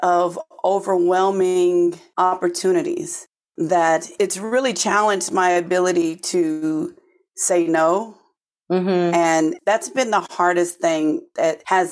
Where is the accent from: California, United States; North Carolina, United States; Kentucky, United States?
California, United States; Oakland; now in New Jersey, United States; I'm originally from Oakland, California, and here in the U.S., just all the way on the other side of the country from where I am now in New Jersey.